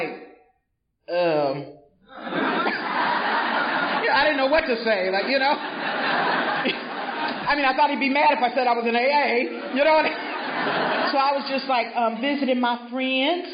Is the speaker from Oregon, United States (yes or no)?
no; Greenville, South Carolina, United States; moved away; I am originally from Greenville, South Carolina. And back home, we lived in a little white house on a red clay road